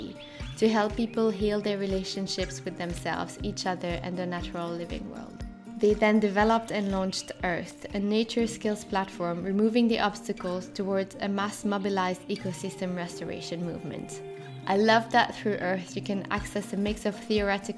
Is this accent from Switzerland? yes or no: yes; French part of Switzerland, Romandy, Switzerland; now in London, United Kingdom; I grew up in the French part of Switzerland and now live in London